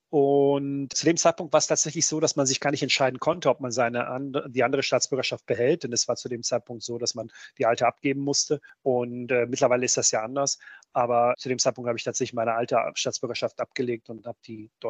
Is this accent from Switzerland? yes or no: no; Republika Srpska, Bosnia & Herzegovina; German is a second language; Für mich war das nur ein Problem, weil mein Heimat, meine Heimatstadt gehört zum Teil von Bosnien-Herzegowina der Serbische Republik ist.